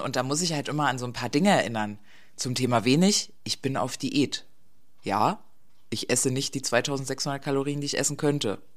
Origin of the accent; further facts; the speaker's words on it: East Germany, Germany; Ich bin ja, bin ja eine Ostdeutsche, nicht wirklich, ich bin nach der Wende geboren, aber halt im Osten Deutschlands